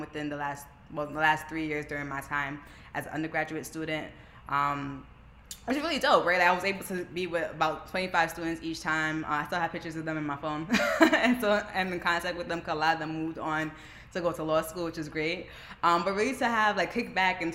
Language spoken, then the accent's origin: English; New York City, New York, United States; I'm from Brooklyn, New York. My parents immigrated from Jamaica 26 years ago now, in 1996, to New York. And I was born and raised there